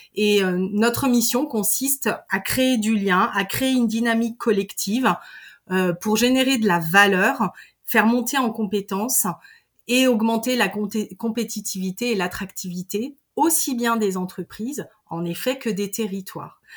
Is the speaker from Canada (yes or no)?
no; Pays de Savoie, Auvergne-Rhône-Alpes, France; je suis originaire euh, des pays de Savoie.